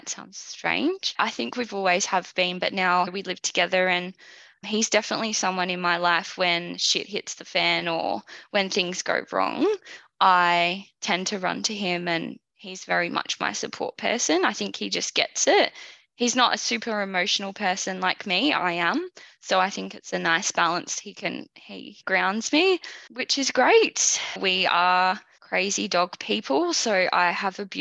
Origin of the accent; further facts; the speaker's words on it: about an hour from Melbourne, Victoria, Australia; also born or lived in London; I grew up about an hour from Melbourne out in the western suburbs with my mum, my dad, and my brother